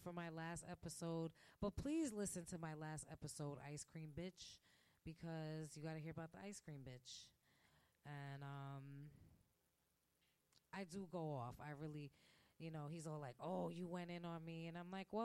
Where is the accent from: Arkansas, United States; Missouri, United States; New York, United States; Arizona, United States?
New York, United States; New York City; moved away as an adult; now in Manhattan, United States; I grew up in Park Slope